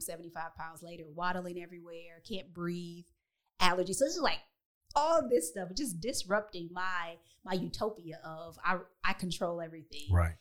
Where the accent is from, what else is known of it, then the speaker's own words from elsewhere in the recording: Detroit, Michigan, United States; moved away as an adult; also born or lived in Chicago / Texas; I grew up in in Detroit, so my my community looked like me